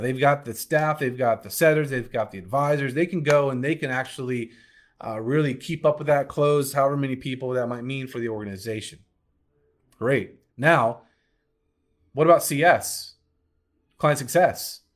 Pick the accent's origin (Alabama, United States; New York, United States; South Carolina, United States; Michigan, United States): Alabama, United States; accent: Southern; That was my Southern accent coming out. Oh, my Alabama roots